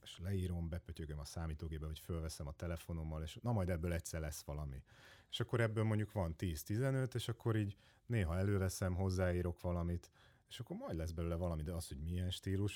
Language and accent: Hungarian; Hódmezővásárhely, Csongrád-Csanád, Hungary; now in Budapest, Hungary; én hódmezővásárhelyi vagyok